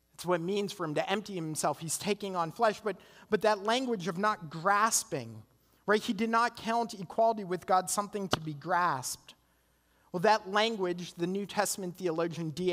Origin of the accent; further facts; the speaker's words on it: Canada; now in United States; I'm Canadian